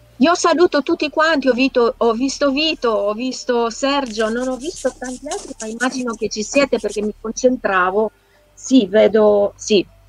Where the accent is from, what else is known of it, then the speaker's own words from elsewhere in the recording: Transylvania, Romania; moved away; Io sono nata e cresciuta in Transilvania, vicina al castello di Dracula